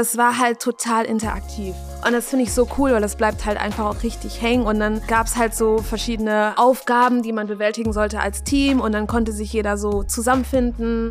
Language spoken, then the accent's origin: German; Germany; ich bin in Deutschland aufgewachsen